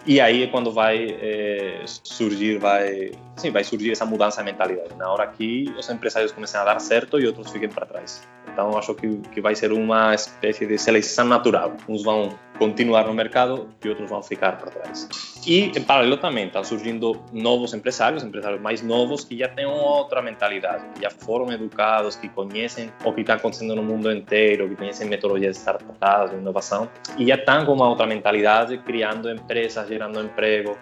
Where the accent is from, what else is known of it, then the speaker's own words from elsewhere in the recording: Spain; Portuguese is a second language; moved away as an adult; also born or lived in Fortaleza, Brazil; now in Teresina, Brazil; Pelo meu sotaque, eu acho que já dá para perceber que, que não sou brasileiro. Sou da, da Espanha, eu levo quase seis anos morando no Brasil